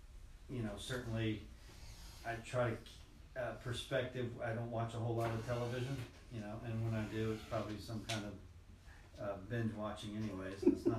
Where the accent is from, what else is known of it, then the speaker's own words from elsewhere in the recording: Virginia, United States; my father was from Michigan. All right, so I grew up in Virginia